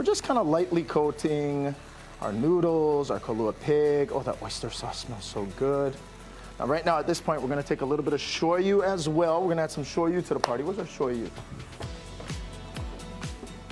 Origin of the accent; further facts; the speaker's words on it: Hawaii, United States; here when growing up in Hawaii